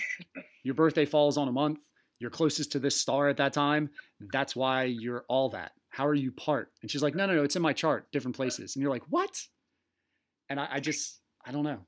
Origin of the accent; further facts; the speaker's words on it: East Coast, United States; accent: East Coast; That was my East Coast accent.